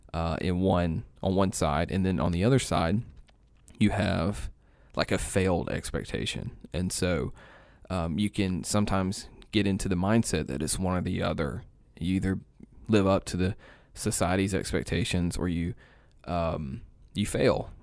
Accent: East Alabama, United States; moved away as an adult; now in Carrollton, United States; I grew up in East Alabama.

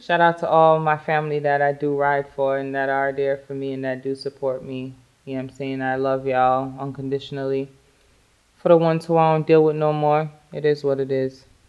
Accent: New York, United States; I'm a New Yorker. I got my attitude because I'm from New York.

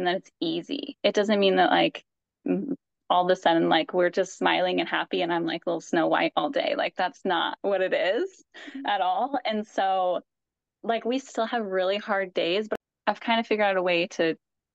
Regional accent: Evanston, United States; moved away as an adult; now in Cleveland, United States; we grew up in Evanston, obviously, because I grew up with you, and now we're out in Cleveland

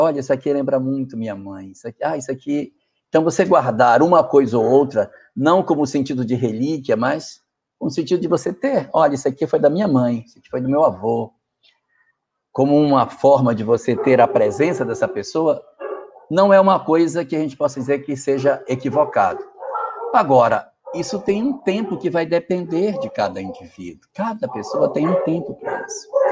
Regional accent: North Region, Brazil; A região norte, de onde eu venho, da qual eu pertenço, onde vivo, ela tem muito disso.

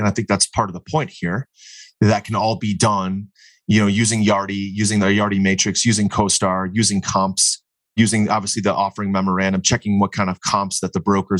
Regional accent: Cleveland, Ohio, United States; I'm from Cleveland, Ohio.

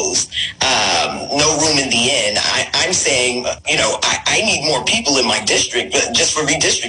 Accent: New York City, New York, United States; I'm from Brooklyn, New York.

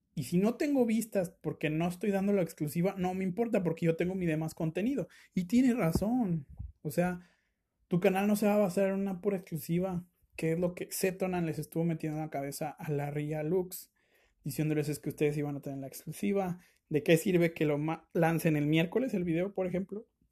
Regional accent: Mexico; yo como mexicano

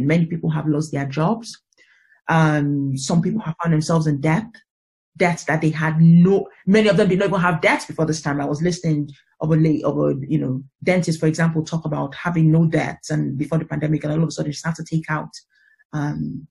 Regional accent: Nigeria; I'm originally African, I'm originally Nigerian

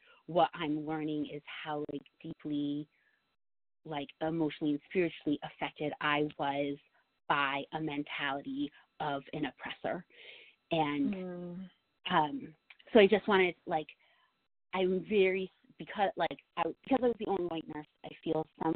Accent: New York, United States; I'm a New Yorker through and through, this is my state

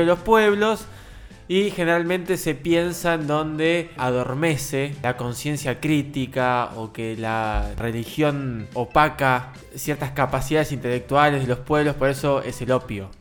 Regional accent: Argentina; como todos los argentinos

